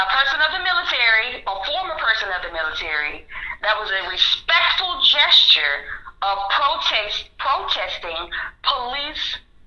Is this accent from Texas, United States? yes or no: no; Atlanta, Georgia, United States; born and raised in my hometown, currently of Atlanta, Georgia